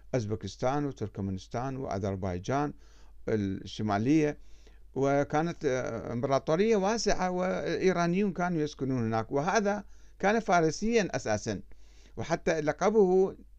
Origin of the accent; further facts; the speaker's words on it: Iraq; moved away as an adult; also born or lived in Iran; أنا كعراقي